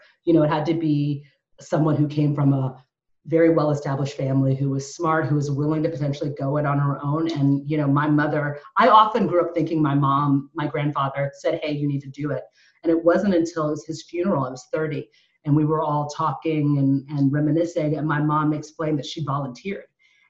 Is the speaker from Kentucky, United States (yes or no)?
yes; Lexington, Kentucky, United States; born there; also born or lived in Phoenix / Memphis / Little Rock / St. Louis; I was born in Lexington, Kentucky. And what I always say to people is like, I grew up all over, lived in Phoenix, lived in Memphis, then Little Rock, and then St. Louis.